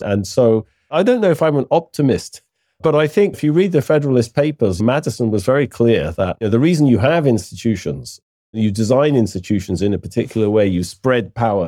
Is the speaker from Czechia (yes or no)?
no; United Kingdom; I'm British